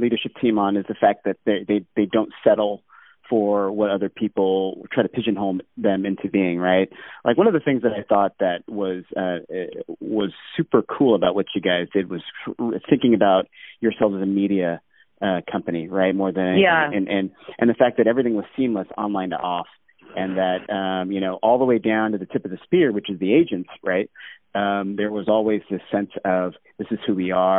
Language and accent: English; Alaska, United States; moved away; also born or lived in Hawaii / Reno, Nevada; I've growing up in Alaska, where I did.